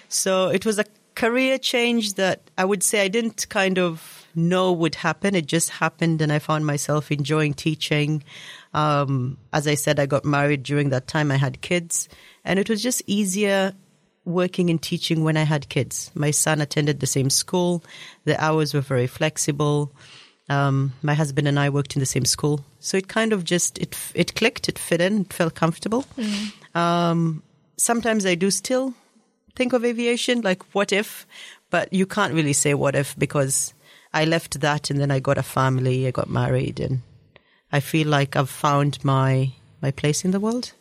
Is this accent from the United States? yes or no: no; Kenya; moved away as an adult; also born or lived in Australia / Middle East; now in New Zealand; I grew up in Kenya. I spent most of my childhood there